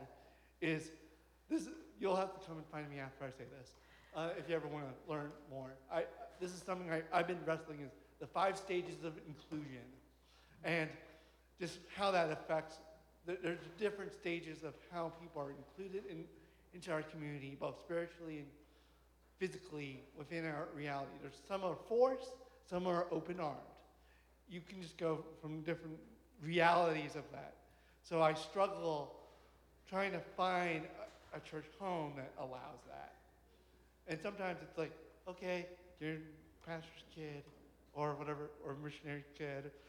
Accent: Hong Kong; moved away; I was born in Hong Kong

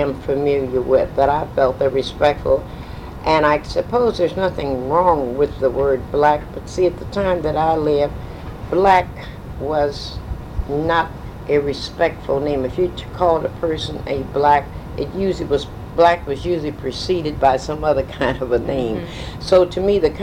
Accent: St. Louis, Missouri, United States; I was born in St. Louis, Missouri. I'm a native Missourian.

